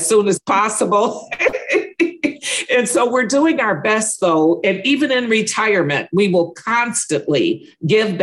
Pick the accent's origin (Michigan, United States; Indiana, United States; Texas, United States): Michigan, United States; Detroit; born and raised in Detroit, but I'm in the suburbs